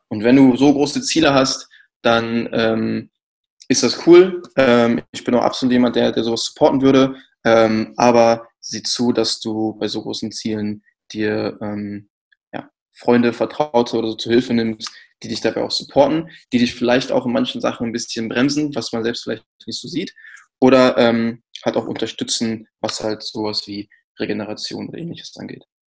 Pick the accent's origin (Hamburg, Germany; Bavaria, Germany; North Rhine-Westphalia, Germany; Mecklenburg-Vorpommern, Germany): North Rhine-Westphalia, Germany; Kamen; now in Berlin, Germany; ich bin eigentlich aus Nordrhein-Westfalen und zwar aus der Stadt Kamen